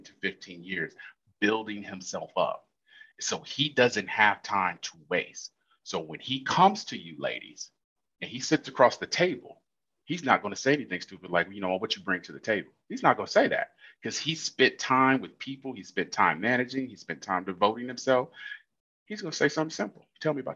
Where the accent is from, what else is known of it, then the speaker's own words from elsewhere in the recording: Illinois, United States; I'm from Illinois